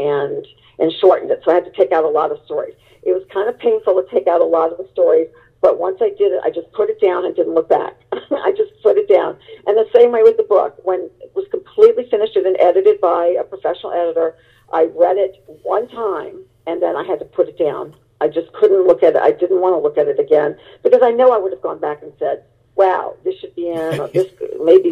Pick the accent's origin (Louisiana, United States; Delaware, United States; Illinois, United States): Louisiana, United States; New Orleans; moved away as an adult; I went back to my hometown, and it was of New Orleans